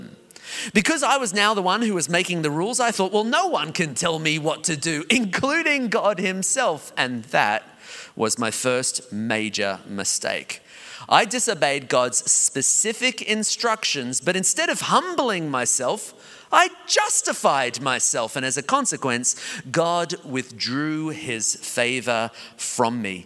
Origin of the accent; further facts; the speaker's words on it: Australia; I'm Australian